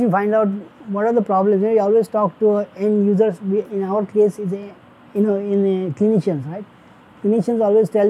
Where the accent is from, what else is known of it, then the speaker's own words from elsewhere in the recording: India; moved away; I wanted to become actually a doctor, but I couldn't do it when I was growing up in India